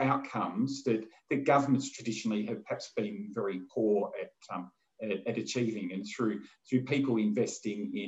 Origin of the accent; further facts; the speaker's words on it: Australia; being Australian